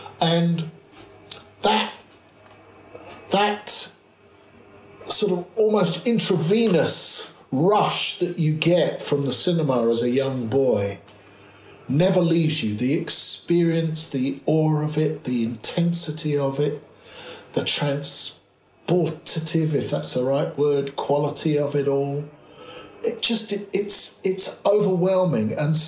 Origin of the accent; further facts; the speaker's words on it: Cheam, London, United Kingdom; I was born in Cheam, England, which is in Surrey. It's just outside London. It's part of the suburban sprawl of London, and I was born there in 1955.